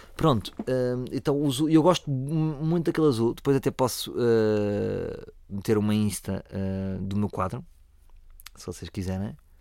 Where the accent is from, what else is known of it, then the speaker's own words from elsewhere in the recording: Lisbon, Portugal; eu sou de Lisboa, portanto, eu tenho muito mais ADN de Lisboa.